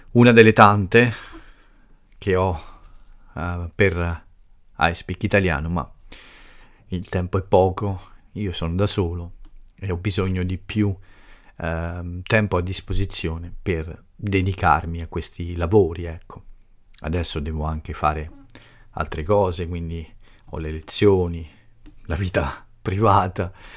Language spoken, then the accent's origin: Italian; Italy; first language Italian; qui nel mio paese